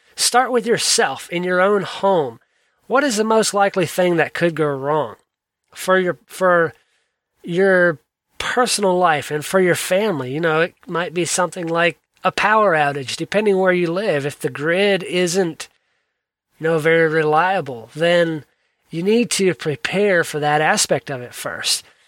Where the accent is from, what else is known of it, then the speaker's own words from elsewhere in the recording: South Georgia, United States; I grew up in South Georgia.